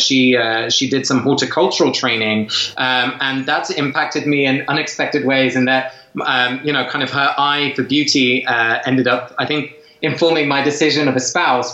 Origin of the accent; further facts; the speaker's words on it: England, United Kingdom; my parents are both Dutch. I was raised in England, but my folks are both from Holland